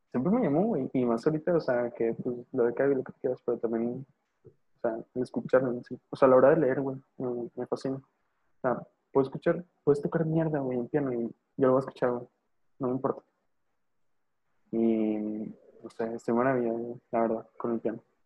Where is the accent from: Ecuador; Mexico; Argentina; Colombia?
Mexico; northern Mexico; Soy, norteño